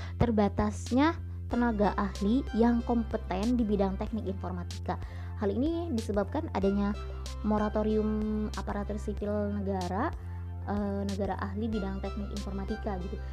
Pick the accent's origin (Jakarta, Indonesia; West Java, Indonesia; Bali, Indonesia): West Java, Indonesia; Indramayu; also born or lived in Yogyakarta; sebagai warga Kabupaten Indramayu